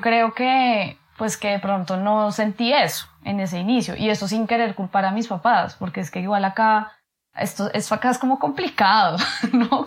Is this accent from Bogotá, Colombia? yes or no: yes; Bogotá, Colombia; nací en Bogotá, en Colombia